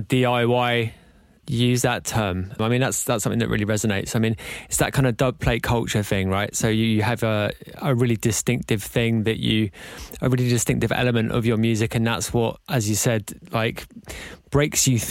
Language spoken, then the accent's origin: English; London, United Kingdom; we're both from London